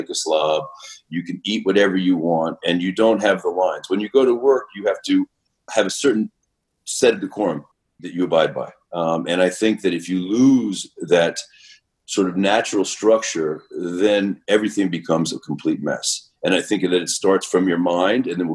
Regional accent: New York City, New York, United States; I grew up in Manhattan, Upper West Side, dead-end block at a brownstone

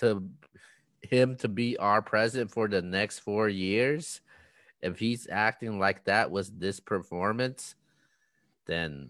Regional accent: United States; we as the American people

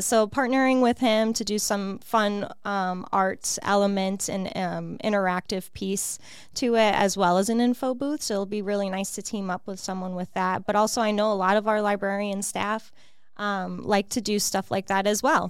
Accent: Illinois, United States; moved away as an adult; also born or lived in Chicago; now in Peoria, United States; I'm originally from Illinois, Illinois, um, born and raised, and then yeah, we moved here

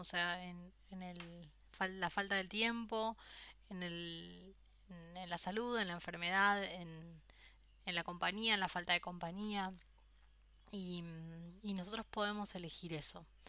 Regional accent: Argentina; also born or lived in Australia / France / Spain; now in Buenos Aires, Argentina; después volví a Argentina

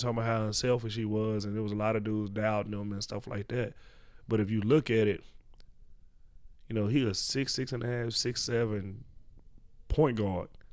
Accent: Dallas, Texas, United States; born or raised there

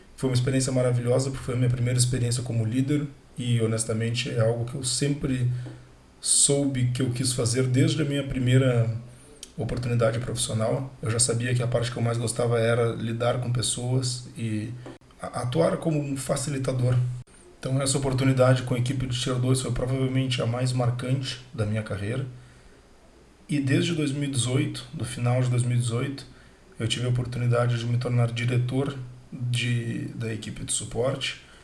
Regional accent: Porto Alegre, Rio Grande do Sul, Brazil; sou natural de Porto Alegre

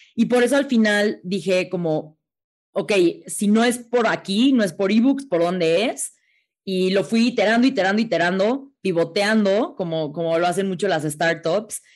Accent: Mexico; está muy difícil como mexicana llegar a ser astronauta

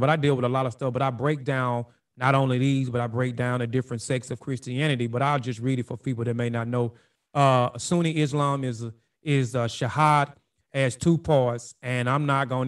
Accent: Brookhaven, Mississippi, United States; moved back to Brookhaven a few years ago. That's my hometown.

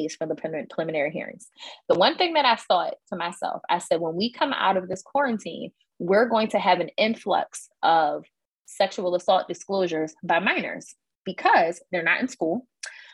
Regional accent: Philadelphia, Pennsylvania, United States; I grew up in Northwest Philadelphia in Mount Airy

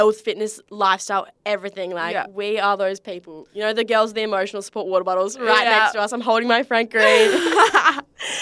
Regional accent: Australia; accent: Aussie

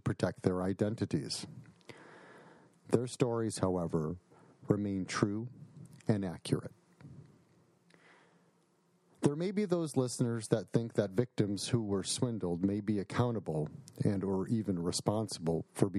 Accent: Buffalo Grove, Illinois, United States; I was born and raised in Buffalo Grove, Illinois, in a modest house on a modest street where your neighbors were your friends.

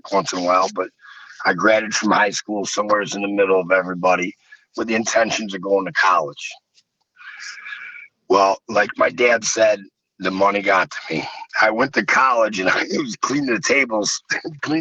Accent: Buffalo, New York, United States; also born or lived in Fredonia, New York; In Buffalo, I'm from the Irish section of town, South Buffalo. Then we moved out to Fredonia

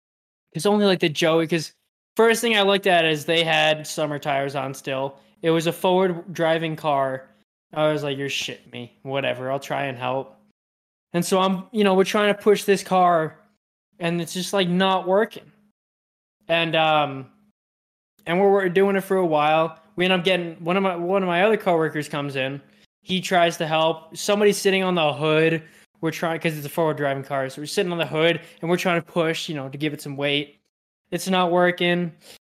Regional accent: Utah, United States; He's like, I should know this. I know I'm from Utah. I know I should know it.

